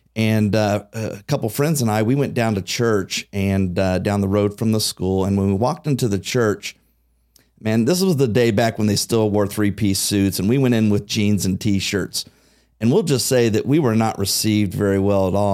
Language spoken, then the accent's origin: English; Xenia, Ohio, United States; growing up in Xenia